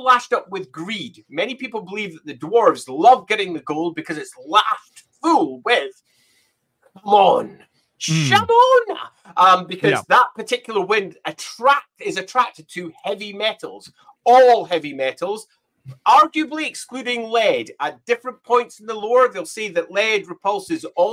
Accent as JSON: {"language": "English", "region": "Scotland", "country": "United Kingdom", "said": "I'm Scottish. I will often pronounce it Hamon"}